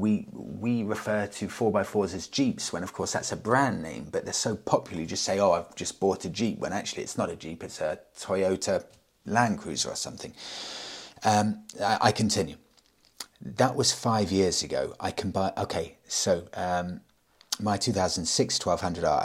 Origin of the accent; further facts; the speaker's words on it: United Kingdom; I'm British